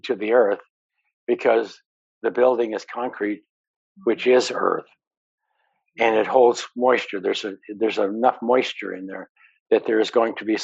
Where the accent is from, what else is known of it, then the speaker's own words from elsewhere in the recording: Montana, United States; I grew up in Montana